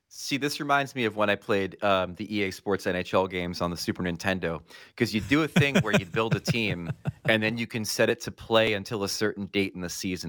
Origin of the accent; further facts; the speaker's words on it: United States; I'm an American.